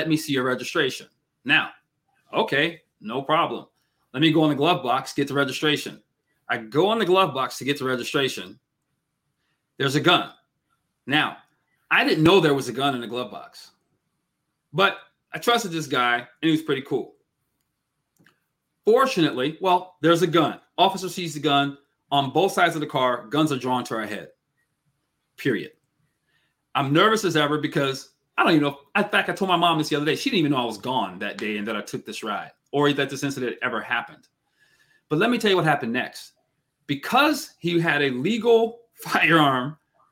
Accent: Seattle, Washington, United States; growing up in Seattle, Washington State

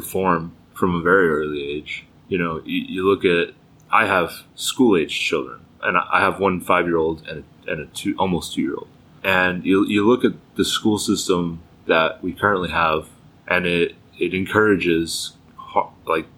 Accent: Texas, United States; I grew up in Texas

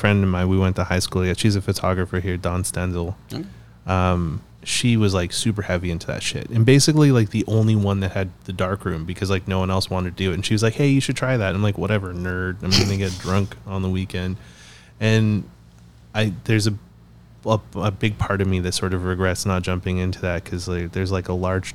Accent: the Kootenays, British Columbia, Canada; also born or lived in Toronto; I grew up in a small town in the Kootenays

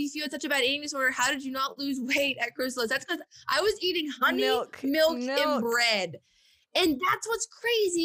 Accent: the South, United States; growing up in the South.

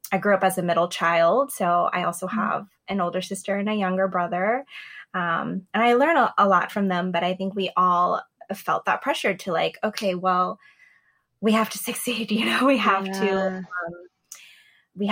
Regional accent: New York City, New York, United States; I was born and raised in New York City

